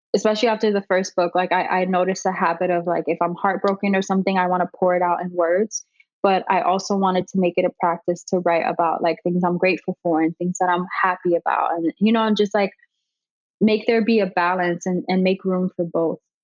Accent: Miami, Florida, United States; born and raised in Miami. I've lived here my whole life

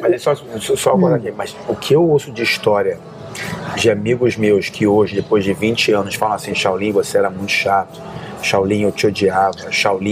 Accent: Rio de Janeiro, Brazil; moved away as an adult; now in United States; Eu saí do Rio, onde eu tinha professor

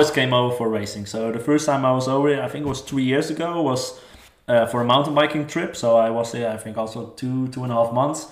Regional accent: Netherlands; I'm then from the Netherlands

